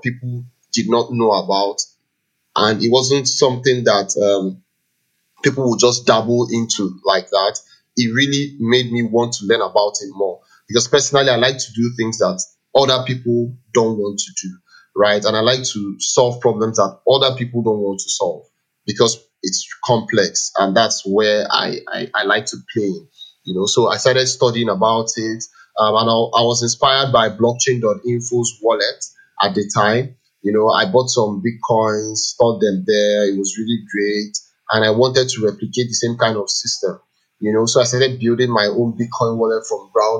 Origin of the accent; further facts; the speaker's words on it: Enugu, Enugu State, Nigeria; I grew up in Enugu.